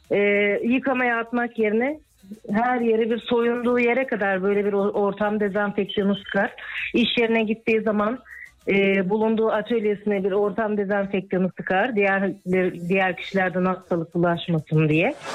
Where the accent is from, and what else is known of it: İzmir, Turkey